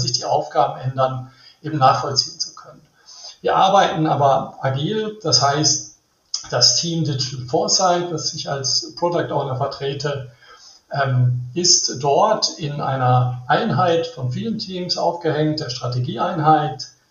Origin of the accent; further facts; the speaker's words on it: Rhineland, Germany; ich bin im Rheinland aufgewachsen